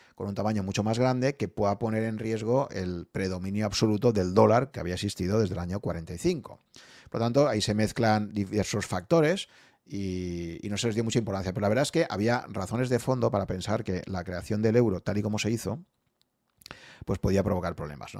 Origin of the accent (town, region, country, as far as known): Spain